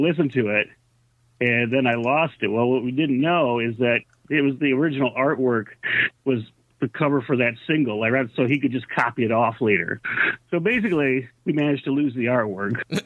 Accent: Charlotte, Michigan, United States; also born or lived in Oak Park, Michigan; then about '72 or so, I think we moved to beautiful Charlotte, Michigan, which you've never heard of.

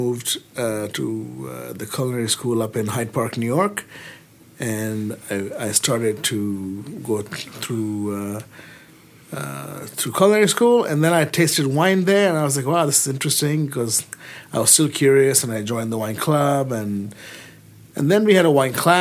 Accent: Kolkata, West Bengal, India; moved away; also born or lived in England; I was born in India, in Calcutta, and there wasn't much wine around in India

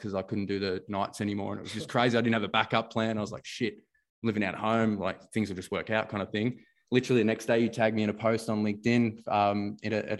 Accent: Melbourne, Victoria, Australia; coming from where I grew up in Jacana Broadmeadows

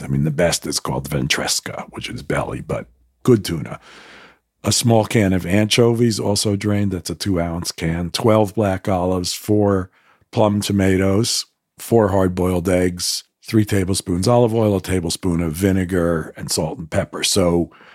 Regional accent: United States; I grew up as an American Jew

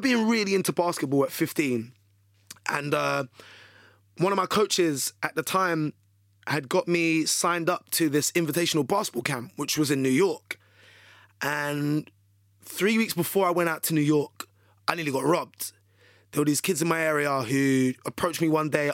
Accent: London, United Kingdom; accent: British; I'm from the U K. I'm, I'm from London.

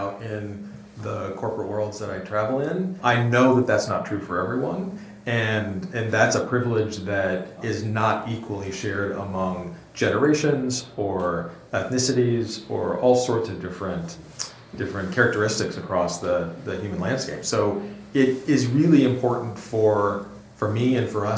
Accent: Texas, United States; moved away; I grew up in Texas

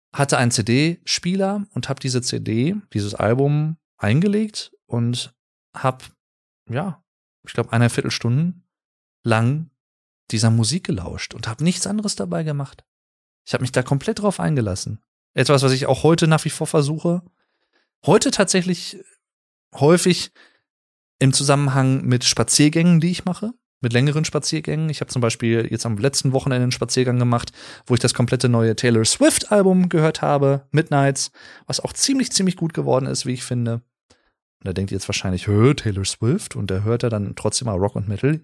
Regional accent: Germany; hier in Deutschland als Deutscher

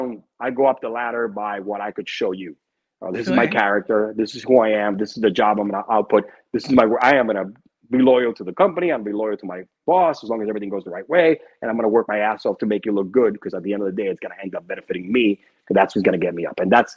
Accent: Cuba; born there; I'm Cuban because I was born in Cuba, right? I'm proud of my heritage, you know, shit.

